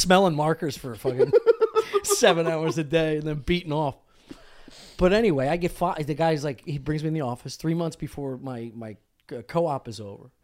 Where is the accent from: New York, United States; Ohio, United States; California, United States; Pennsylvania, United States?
Pennsylvania, United States; Delco; I'm coming from Delco. Like, ok, I went to school, high school with a bunch of waterheads